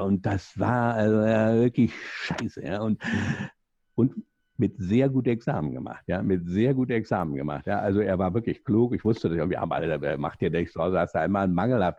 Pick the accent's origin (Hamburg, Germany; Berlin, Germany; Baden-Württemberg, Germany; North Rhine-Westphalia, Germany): Berlin, Germany; accent: Berlin; Sie hören ja aus meinem äh, Jargon ein bisschen raus, ich bin Berliner